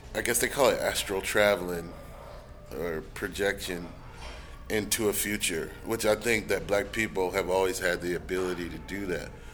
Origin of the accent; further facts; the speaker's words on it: Alabama, United States; now in Atlanta, United States; Alabama, which is my home state